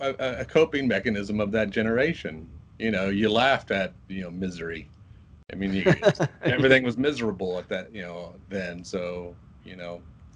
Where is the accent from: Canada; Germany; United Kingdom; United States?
United States; Muncie, Indiana; Indiana, Muncie, Indiana.